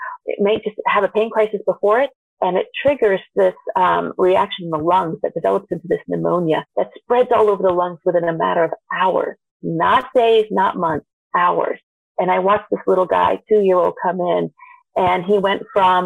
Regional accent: Vermont, United States; I grew up actually in Vermont, which is not the world's most diverse place, but being somebody of Indian descent

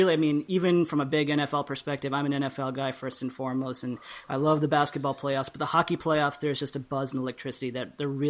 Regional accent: Washington, District of Columbia, United States; I thought we'd start off, unfortunately, on the topic of playoffs with my hometown Washington Capitals

